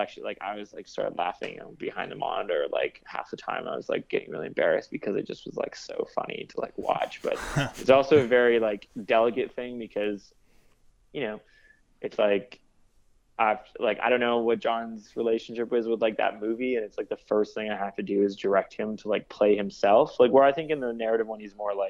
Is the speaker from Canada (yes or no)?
yes; Vancouver, British Columbia, Canada; also born or lived in Toronto; now in Brooklyn, United States; I grew up in Vancouver. That was pretty chill. You know, I went to Toronto. That was pretty chill. Now I live in Brooklyn.